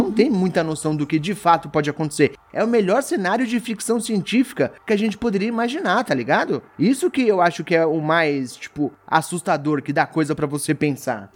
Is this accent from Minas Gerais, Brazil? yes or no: no; São Paulo, Brazil; Sendo paulista